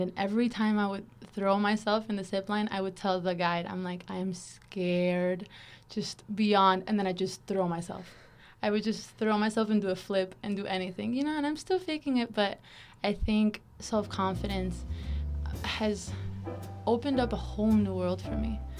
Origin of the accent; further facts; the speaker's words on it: Caracas, Capital District, Venezuela; moved away as an adult; also born or lived in Miami, Florida / Washington State; now in United States; I'm originally from Caracas, Venezuela